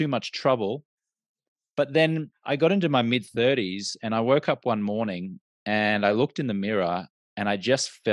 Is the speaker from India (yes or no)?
no; Australia; now in United States; I'm an Australian American and I grew up in an Australian culture where drinking was just the norm